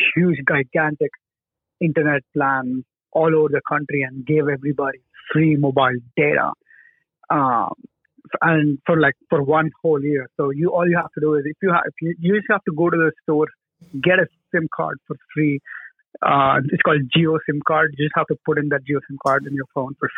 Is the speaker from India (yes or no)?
yes; India; moved away as an adult; now in United States; I'm from India, and I just moved to the US 3 years back for college